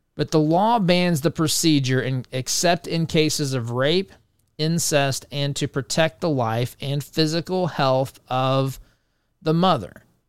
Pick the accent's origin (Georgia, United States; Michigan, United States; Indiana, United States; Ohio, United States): Indiana, United States; the state of Indiana, my home state